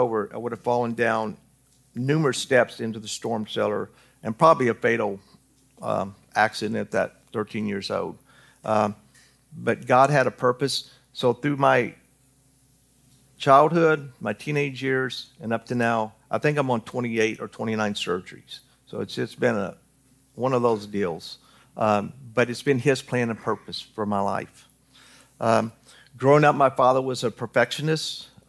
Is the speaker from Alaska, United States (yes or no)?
no; Newton, Kansas, United States; born there; I was born in Newton, Kansas. And no, I'm not a Kansas fan. I'm Kentucky all the way, 100%. I just happened to be born there.